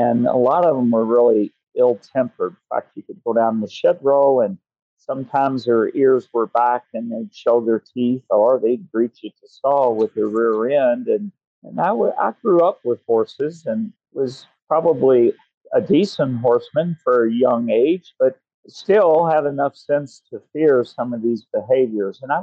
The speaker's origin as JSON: {"language": "English", "town": "Louisville", "region": "Kentucky", "country": "United States", "tie": "born or raised there", "also_born_or_lived": "Alabama", "said": "I grew up in Kentucky, spent most of my boyhood years near Louisville, Kentucky"}